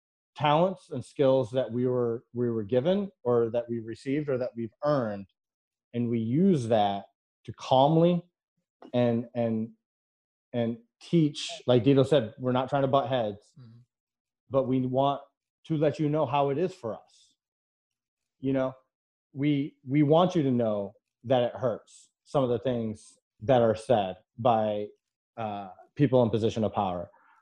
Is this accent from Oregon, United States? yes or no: no; Connecticut, United States; My favorite band is … I play tennis, and I'm from Connecticut.